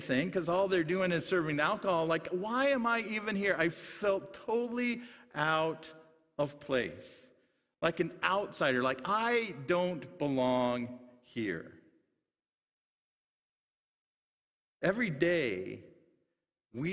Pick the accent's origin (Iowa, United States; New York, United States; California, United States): Iowa, United States; Sutherland; where I grew up in Sutherland, Iowa